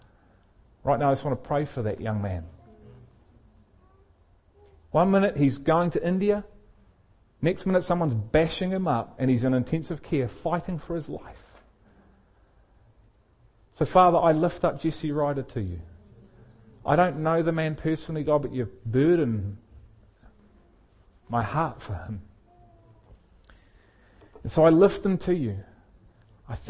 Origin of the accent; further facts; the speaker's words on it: Liverpool, North West England, United Kingdom; I was born in England, in Liverpool in England